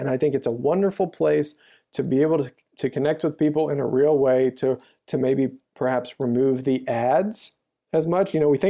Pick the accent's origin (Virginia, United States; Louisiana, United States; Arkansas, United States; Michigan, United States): Louisiana, United States; I grew up in the South in Louisiana, and it was a country church. 12,000 people lived in the town.